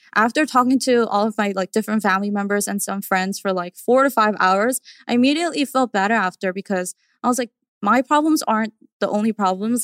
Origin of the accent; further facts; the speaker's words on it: New York, United States; growing up in New York